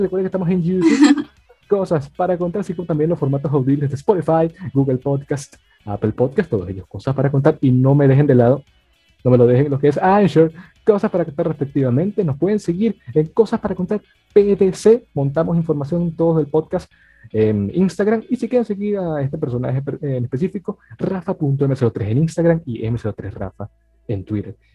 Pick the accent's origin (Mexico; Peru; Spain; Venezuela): Venezuela; nosotros que somos venezolanos